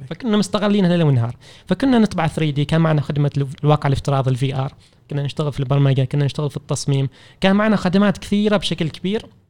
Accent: Oman; احنا كعمانيين

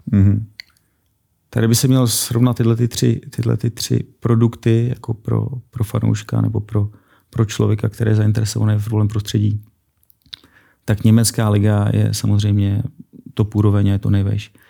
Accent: Prague, Czechia; těšil jsem se, že se vrátím domů, protože jsem z Prahy

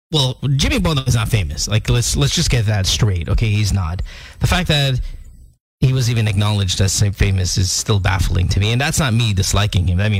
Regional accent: India; the worst is like because I'm Indian, I could say this

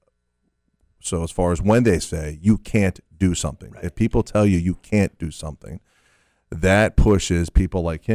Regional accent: Fort Lauderdale, Florida, United States; I'm born and raised in Fort Lauderdale

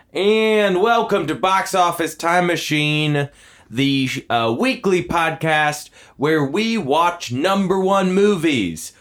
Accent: near Six Flags Great Adventure, New Jersey, United States; I grew up near Six Flags Great Adventure

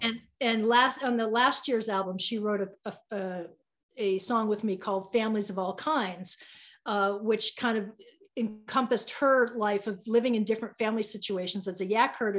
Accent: Boston, Massachusetts, United States; now in Boulder, United States; I'm from Boston

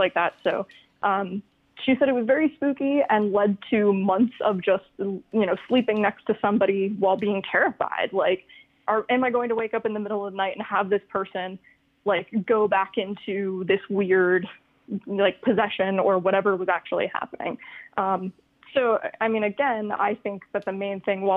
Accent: Florida, United States; now in Buffalo, United States; I'm from Florida and we have a lot of hurricane days. And now I live in Buffalo

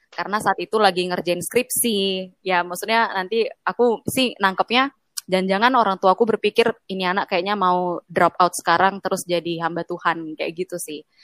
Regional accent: Medan, North Sumatra, Indonesia; Aku kan dari Medan.

